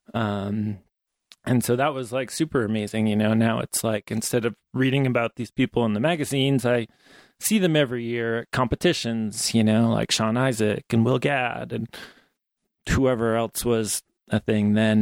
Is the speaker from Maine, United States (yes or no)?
yes; Maine, United States; also born or lived in New Hampshire; now in Ouray, United States; I grew up in Maine and New Hampshire